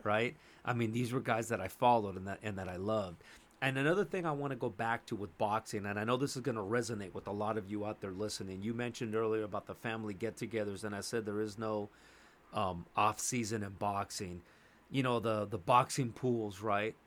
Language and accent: English; Los Angeles, California, United States; I grew up in Los Angeles, California, born and raised. Atwater Village.